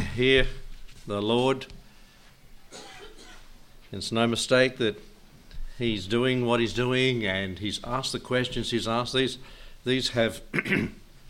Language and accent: English; Australia; as an Australian